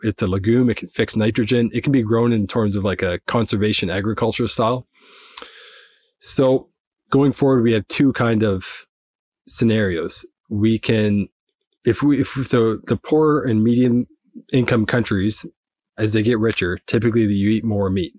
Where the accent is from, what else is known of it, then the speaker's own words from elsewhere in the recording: Nova Scotia, Canada; I'm from the east coast of Canada in Nova Scotia.